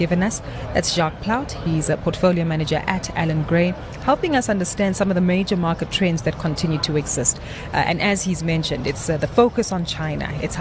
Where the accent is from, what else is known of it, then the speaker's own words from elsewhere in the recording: South Africa; us as South African investors